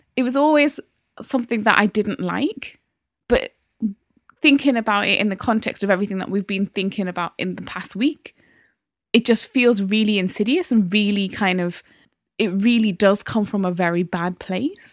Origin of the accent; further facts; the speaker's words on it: Newcastle upon Tyne, North East England, United Kingdom; now in London, United Kingdom; there wasn't that many black people in Newcastle in the nineties when I was growing up